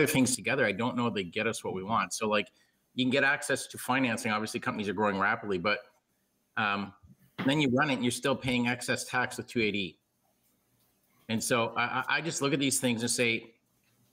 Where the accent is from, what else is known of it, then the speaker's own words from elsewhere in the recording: Canada; I'm the Canadian guy